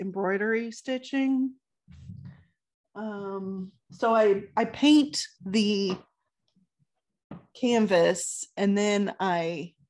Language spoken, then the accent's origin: English; California, United States; So we are from California, as you guys know.